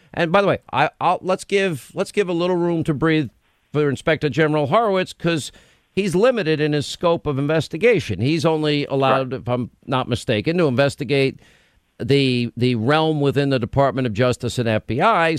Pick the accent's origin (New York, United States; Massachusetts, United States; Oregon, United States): New York, United States; I grew up in New York.